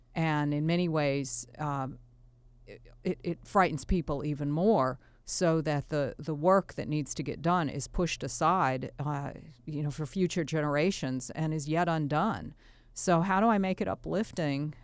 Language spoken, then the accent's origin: English; Virginia, United States; also born or lived in Tennessee; now in Wisconsin, United States; I live in Wisconsin now, but I, uh, was born in Tennessee and raised in Virginia